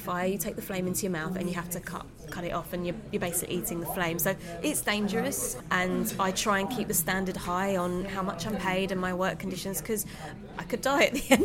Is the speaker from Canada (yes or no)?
no; London, United Kingdom; a Londoner